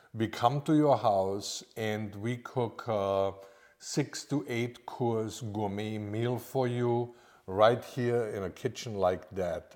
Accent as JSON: {"language": "English", "country": "Austria", "also_born_or_lived": "Orlando, Florida", "moved": "as an adult", "lives_now": "Lake Norman, United States", "said": "I'm actually from Austria"}